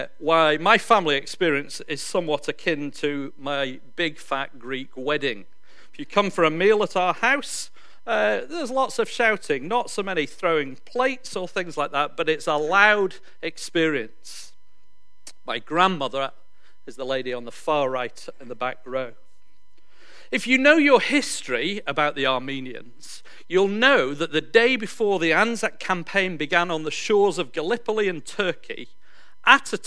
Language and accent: English; Yorkshire and the Humber, United Kingdom; moved away as an adult; now in New Zealand; I come from Yorkshire in England.